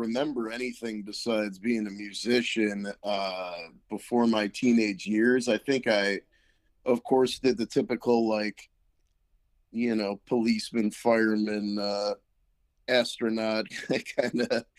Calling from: Riverside County, Los Angeles area, California, United States; I'm calling from Riverside County in the Los Angeles area

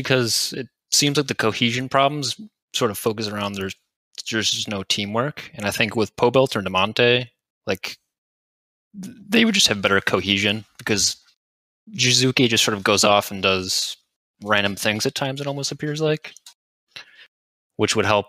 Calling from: Chicago, Illinois, United States

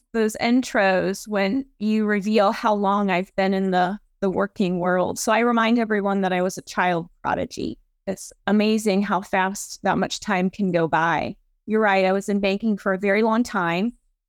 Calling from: St. Louis, Missouri, United States; I am dialing in from beautiful St. Louis, Missouri.

